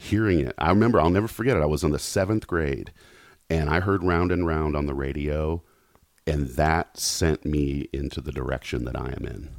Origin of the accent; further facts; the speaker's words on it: Knoxville, Tennessee, United States; now in Los Angeles, United States; I grew up in Knoxville.